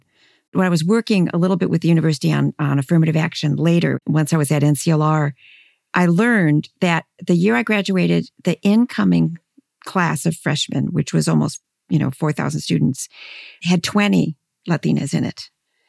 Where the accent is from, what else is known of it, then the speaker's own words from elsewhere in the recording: Midwest, United States; And so I grew up in this lovely, messy, extended immigrant family. You know, it shaped who I am. And being a Midwesterner shaped who I am.